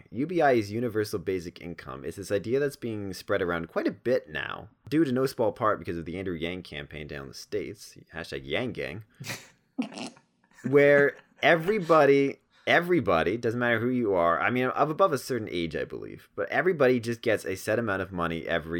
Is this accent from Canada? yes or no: yes; Toronto, Ontario, Canada; Well, I'm from Toronto